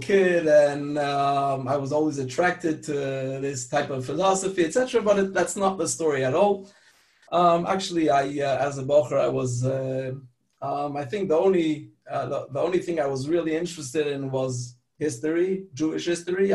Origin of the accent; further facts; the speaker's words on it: France; also born or lived in Pittsburgh, Pennsylvania, United States; So since age five, I lived in France. That's where I grew up